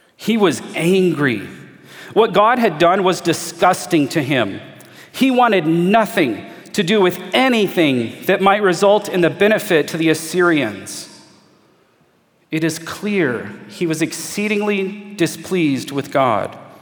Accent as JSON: {"language": "English", "country": "United States", "said": "as an American in 2021"}